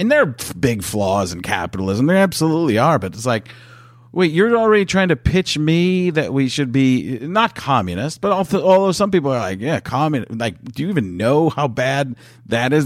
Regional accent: Midwest, United States; I grew up in the Midwest

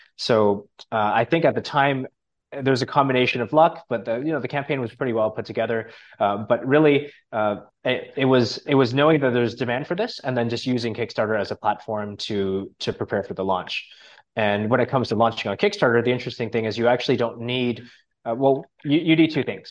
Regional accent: Canada; now in Thailand; I'm from Canada originally

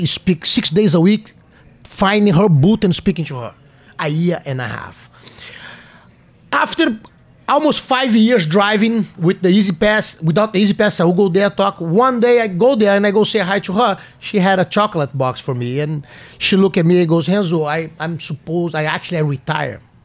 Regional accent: Brazil; English is a second language; moved away as an adult; now in United States; when I left Brazil

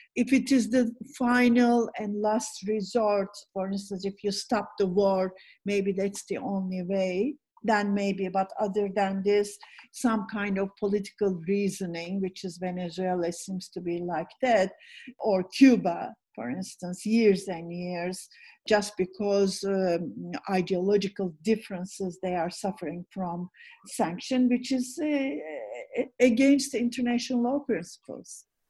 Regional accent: Istanbul, Turkey; also born or lived in Bodrum; I'm from Istanbul, but this is our summer place

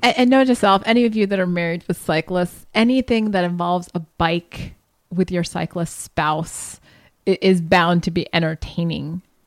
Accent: Columbus, Ohio, United States; moved away; I'm from Columbus

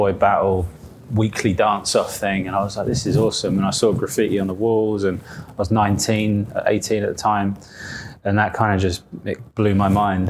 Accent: Isle of Wight, South East England, United Kingdom; moved away as an adult; now in London, United Kingdom; I came from there, grew up there, no graffiti, no street art.

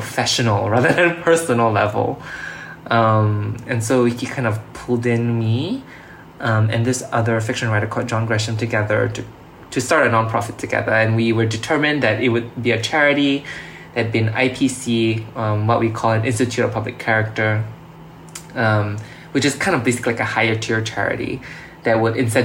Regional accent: Singapore; being a Singaporean

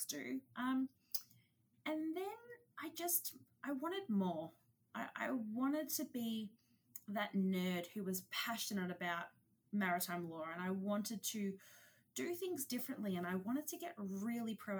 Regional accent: Australia; I'm an Aussie. Don't know if you can tell from the accent

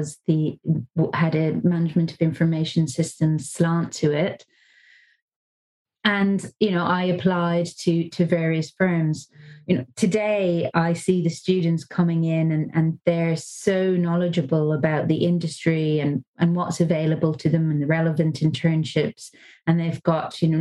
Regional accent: Dublin, Leinster, Ireland; moved away as an adult; I am from Dublin

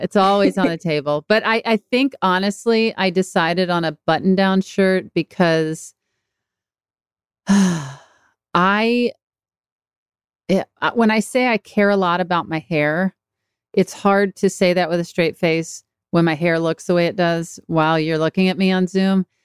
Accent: Mississippi, United States; moved away; also born or lived in Texas / Los Angeles; my hometown that's an hour away in Mississippi

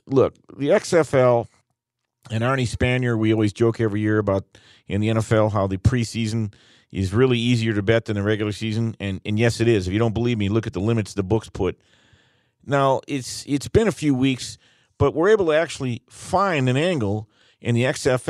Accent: Detroit, Michigan, United States; Stands to reason we're both from Detroit.

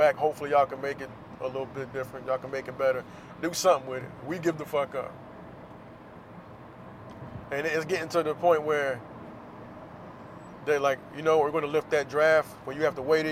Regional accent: Florida, United States; I'm from Florida

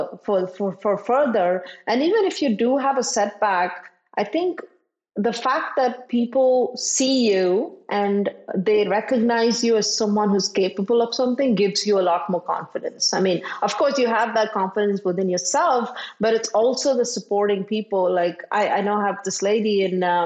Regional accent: India; moved away; I grew up in India where, as a woman, there were certain things I didn't do and I couldn't

